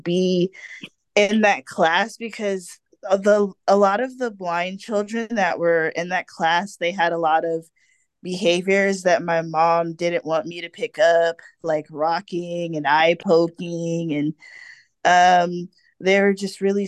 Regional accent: Fontana, California, United States; I was born in Fontana, California

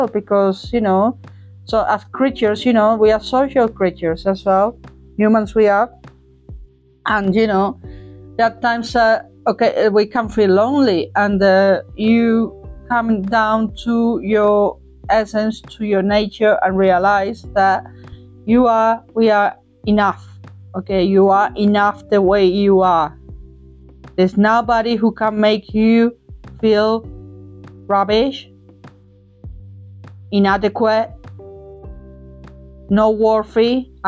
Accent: Cádiz, Andalusia, Spain; moved away; the country and the place that saw me, you know, grow, for the best breath that I took over there, back there, back in the day in Cadiz

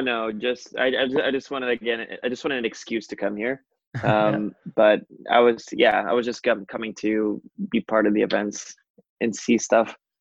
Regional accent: Rio de Janeiro, Brazil; moved away as an adult; also born or lived in New York; I'm originally from Brazil. Yeah. Rio de Janeiro. Um, I left my home country and town about five years ago now and initially moved to New York.

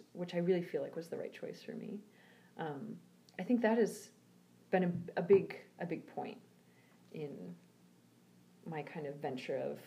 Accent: United States; moved away as an adult; I am an American who does not live in America

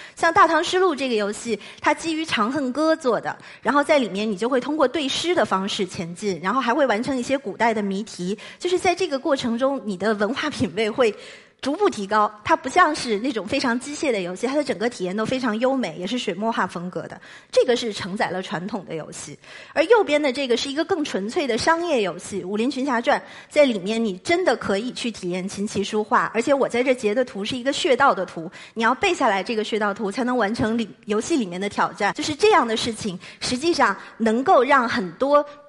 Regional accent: China; 对于我们中国人来说

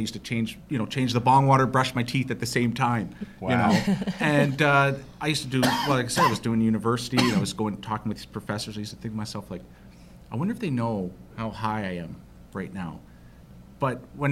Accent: Mount Forest, Ontario, Canada; also born or lived in Wingham, Ontario / Georgetown, Ontario; I was born and raised in Wingham, Ontario, a little tiny town out in nowhere. Grew up in Mount Forest

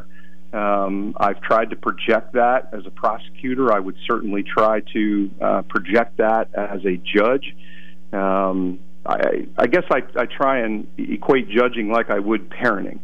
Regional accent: Lewisburg, Pennsylvania, United States; I'm born and raised in Lewisburg

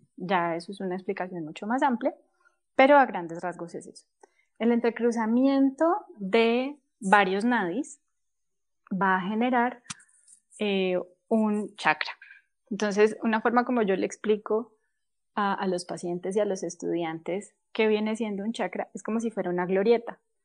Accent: Colombia; nosotros somos colombianos

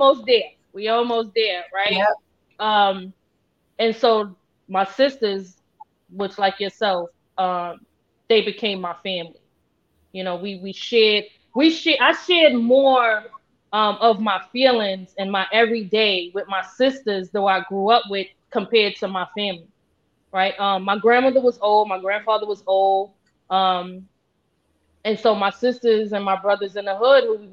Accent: New York City, New York, United States; I grew up in Tompkins Projects, between Tompkins, Sumner, and Marcy

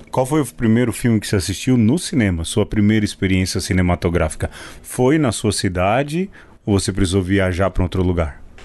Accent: São Paulo, Brazil; Eu nasci em São Paulo. Desde que me entendo por gente, ser paulistano era uma característica minha

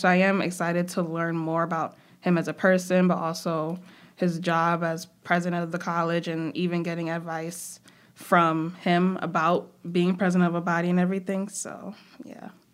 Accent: New York City, New York, United States; also born or lived in Trinidad and Tobago; I am from Brooklyn, from New York

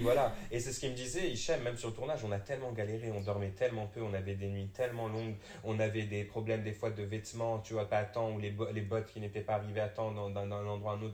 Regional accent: Morocco; moved away as an adult; also born or lived in England / France; j'ai quatre passeports, mais tu sais, comme tout le monde, j'ai été élevé au Maroc

